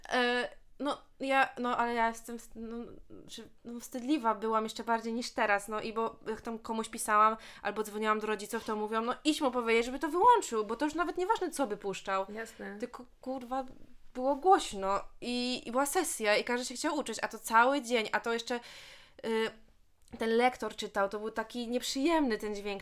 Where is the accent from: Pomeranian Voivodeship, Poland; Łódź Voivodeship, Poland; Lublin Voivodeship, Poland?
Łódź Voivodeship, Poland; Bełchatów; ja w sumie mieszkam w Bełchatowie, jestem z Bełchatowa